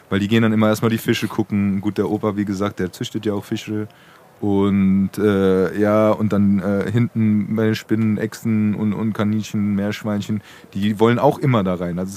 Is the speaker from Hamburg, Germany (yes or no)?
no; Frankfurt, Hesse, Germany; ich bin ja auch in Braunheim aufgewachsen